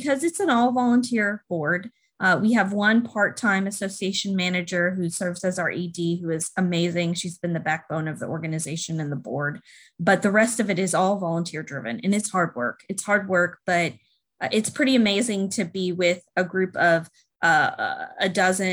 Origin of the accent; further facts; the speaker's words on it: Houston, Texas, United States; also born or lived in Massachusetts; I am from Houston, Texas, born and raised here.